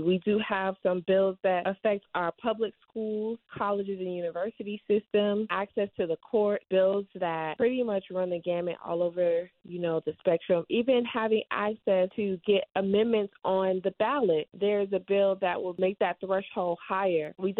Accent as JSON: {"language": "English", "town": "Miami", "region": "Florida", "country": "United States", "tie": "born or raised there"}